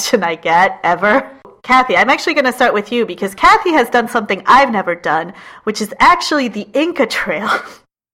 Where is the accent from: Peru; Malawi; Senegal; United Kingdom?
Peru; Lima; moved away; my hometown of Lima